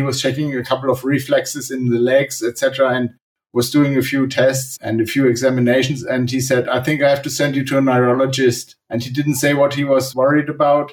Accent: Germany; I'm from Germany

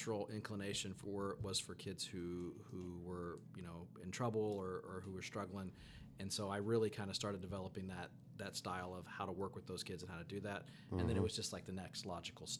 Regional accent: Indianapolis, Indiana, United States; growing up in Indianapolis

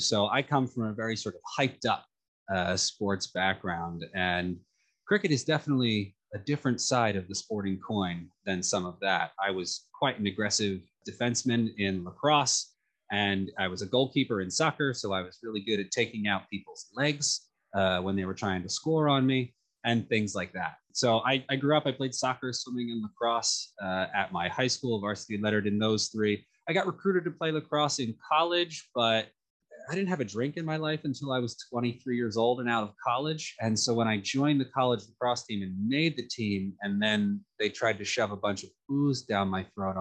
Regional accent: Philadelphia, Pennsylvania, United States; moved away as an adult; now in New York, United States; the recreational playing fields of Ardsley, Pennsylvania, just outside the northeast of Philadelphia, where I grew up

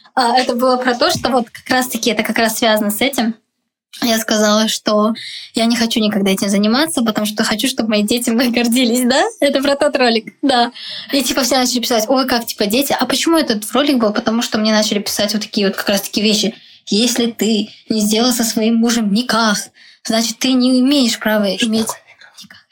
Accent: Uzbekistan; moved away as an adult; also born or lived in Moscow, Russia; now in Prague, Czech Republic; меня называют узбечкой за то, что я из Узбекистана, типа, как бы, да. Ну, окей, я считаю себя действительно отчасти, потому что я там выросла

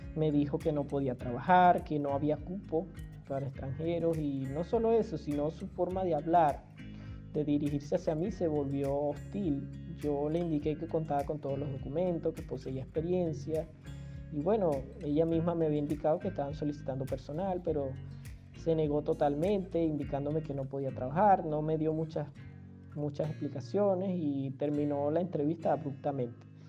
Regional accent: Venezuela; moved away as an adult; En Venezuela estamos acostumbrados a esa calidez, a esa amabilidad de la mayoría de las personas

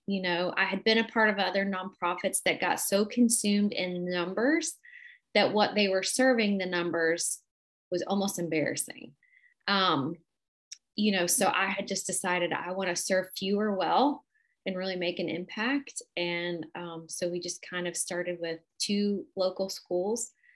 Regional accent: Cleveland, Ohio, United States; moved away as an adult; I am from Cleveland, Ohio

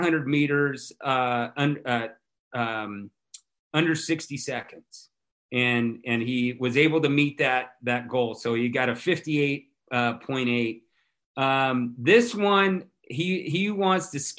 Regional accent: California, United States; moved away; I'm from California originally, a Niner fan

